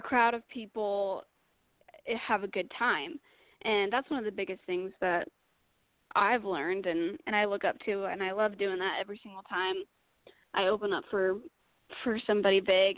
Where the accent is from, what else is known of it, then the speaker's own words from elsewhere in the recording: Utah, United States; moved away as an adult; now in Nashville, United States; I'm originally from Utah.